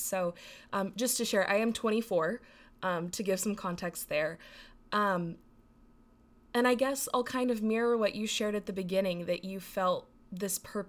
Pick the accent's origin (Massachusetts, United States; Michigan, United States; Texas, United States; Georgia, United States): Texas, United States; growing up in Texas, growing up in the Bible Belt